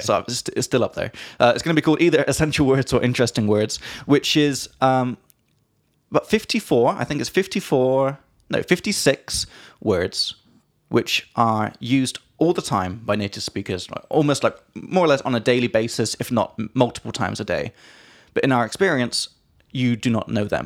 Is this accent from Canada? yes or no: no; England, United Kingdom; from England